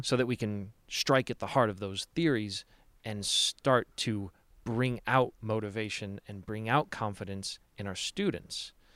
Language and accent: English; Chicago, Illinois, United States; now in Salt Lake City, United States; Chicago is and always will be my home